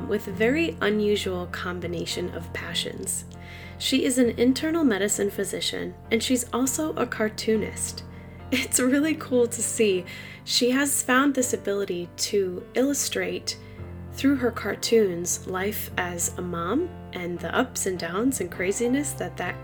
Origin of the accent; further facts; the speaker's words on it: Massachusetts, United States; now in Rhode Island, United States; I'm also from Massachusetts and live in Rhode Island.